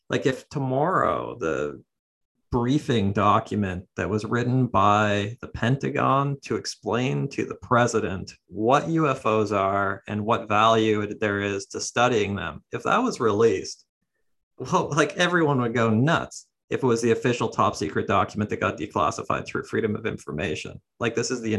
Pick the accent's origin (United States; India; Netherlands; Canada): Canada; Ontario; I'm Canadian, from Ontario, a bit north of where you're